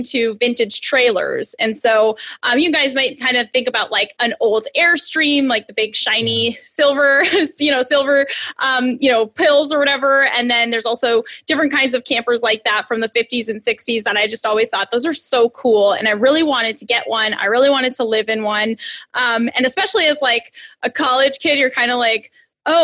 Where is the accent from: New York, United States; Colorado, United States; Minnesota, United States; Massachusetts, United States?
Massachusetts, United States; I'm from Massachusetts